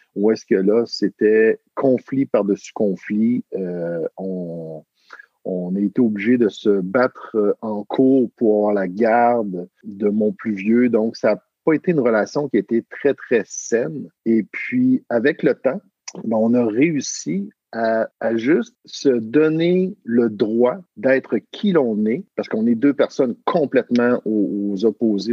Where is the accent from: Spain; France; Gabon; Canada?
Canada; Quebec; accent: Québécois; je viens du Québec, du Canada, donc, euh, les gens vont pouvoir, euh, détecter selon mon, mon accent.